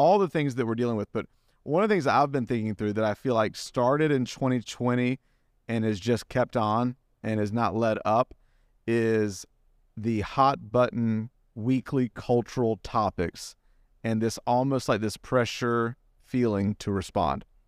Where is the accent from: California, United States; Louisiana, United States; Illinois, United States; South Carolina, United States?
South Carolina, United States; Greenville; moved away; I'm from Greenville